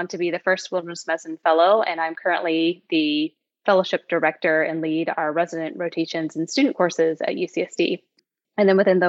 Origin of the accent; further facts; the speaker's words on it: South Carolina, United States; moved away as an adult; now in San Diego, United States; I grew up in South Carolina and spent most of my summers in the Atlantic Ocean